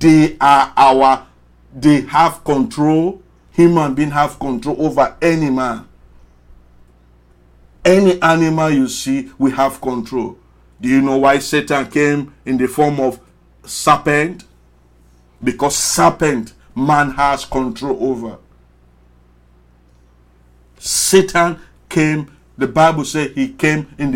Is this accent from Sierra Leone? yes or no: yes; Sierra Leone; now in Washington, United States; I came from Sierra Leone, very small country. Why are you listening to a poor Sierra Leonean boy